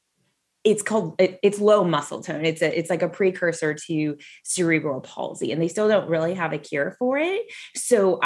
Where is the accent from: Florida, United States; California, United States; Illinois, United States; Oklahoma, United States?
California, United States; Southern; I grew up in Southern California